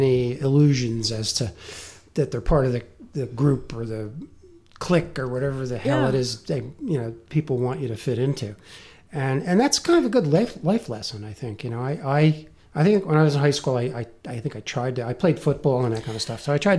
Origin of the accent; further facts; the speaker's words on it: New Jersey, United States; accent: Jersey; I'm from Jersey